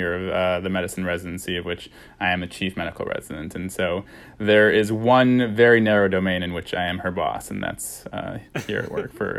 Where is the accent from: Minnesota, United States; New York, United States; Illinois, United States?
Illinois, United States; I grew up outside of Chicago in a pretty observant Jewish family.